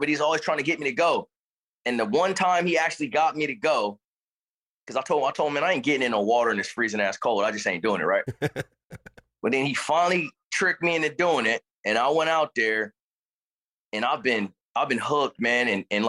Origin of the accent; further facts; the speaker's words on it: Richmond, California, United States; also born or lived in Suisun City, California; I was born and raised in Richmond and then later moved to to kind of like Northeast Bay Area to a small town called Sassoon, which is Fairfield, Sassoon. They're like one and the same. I grew up there